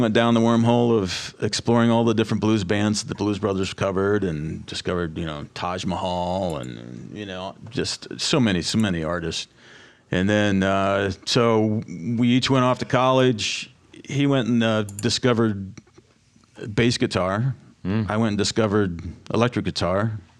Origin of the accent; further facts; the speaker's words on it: Bucyrus, Ohio, United States; So anyway, I grew up in Bucyrus.